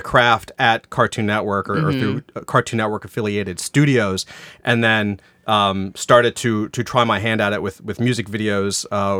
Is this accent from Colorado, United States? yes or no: no; Jacksonville, Florida, United States; moved away as an adult; North Florida, Jacksonville. So yeah. The school is called Douglas Anderson School of the Arts. And once I graduated that and moved up to Atlanta, I went to art college.